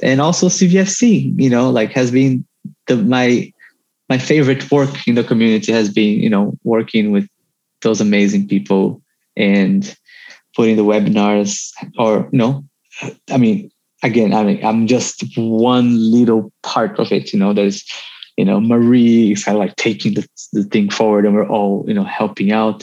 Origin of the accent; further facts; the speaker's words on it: Brazil; moved away; experience growing up in Brazil